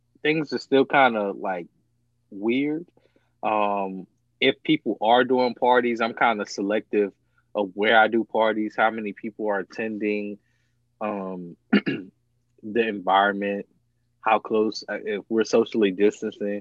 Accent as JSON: {"language": "English", "region": "Virginia", "country": "United States", "said": "I'm from Virginia"}